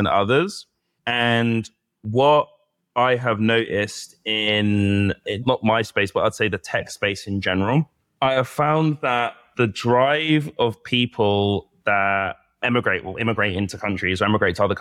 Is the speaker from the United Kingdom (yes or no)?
yes; Bedfordshire, East of England, United Kingdom; moved away as an adult; also born or lived in London; now in Abu Dhabi, United Arab Emirates; I grew up in London and Bedfordshire. So spent a large part of my childhood growing up in Bedfordshire.